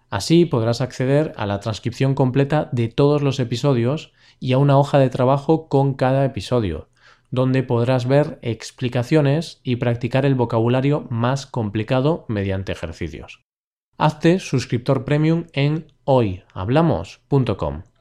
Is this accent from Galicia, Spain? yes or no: yes; Galicia, Spain; soy nativo en español y en gallego